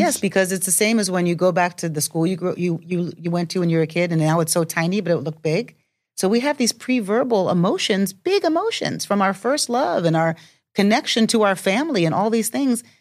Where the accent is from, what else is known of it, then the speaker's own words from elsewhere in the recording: New York, United States; growing up in New York